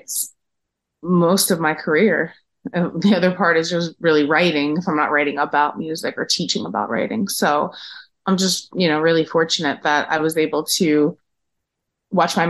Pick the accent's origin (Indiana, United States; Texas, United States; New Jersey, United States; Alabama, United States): New Jersey, United States; Paterson; also born or lived in Hawthorne, New Jersey; My family, when they came from Italy, went to Paterson, New Jersey, and then later moved over to Hawthorne. In my childhood, I, you know, went to school in Paterson